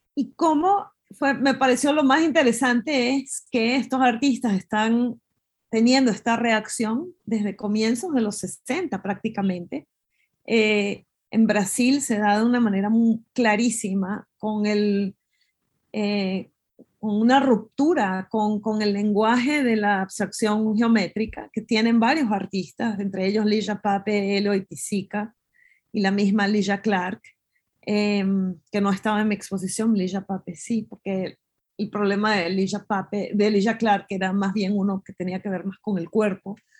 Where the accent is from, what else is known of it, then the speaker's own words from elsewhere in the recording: Venezuela; moved away; cuando me fui de Venezuela